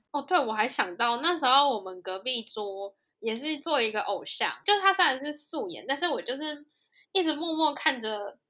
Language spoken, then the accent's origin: Chinese; Taiwan; moved away as an adult; also born or lived in South Korea; 我们台湾